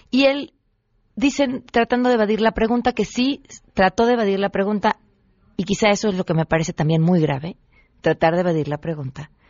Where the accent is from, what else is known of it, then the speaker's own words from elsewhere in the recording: Mexico; material que tendremos que, ir como mexicanos, que digerir por los próximos 40 años.